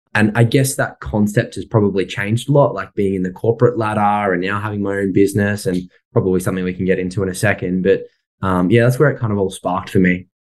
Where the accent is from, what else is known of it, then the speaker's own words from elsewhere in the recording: Sydney, New South Wales, Australia; moved away as an adult; I grew up in Sydney and I was there till I was about 22